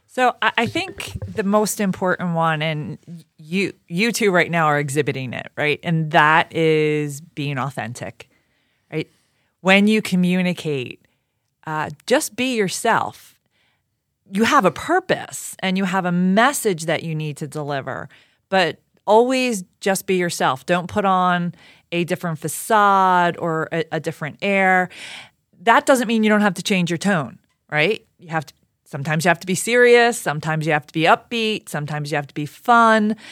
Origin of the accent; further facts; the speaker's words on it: Philadelphia, Pennsylvania, United States; I grew up in Southwest Philly